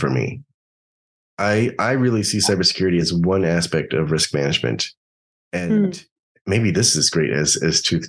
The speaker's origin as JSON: {"language": "English", "region": "New York", "country": "United States", "also_born_or_lived": "Los Angeles", "moved": "as an adult", "said": "I'm from New York, but I was in undergrad in Los Angeles"}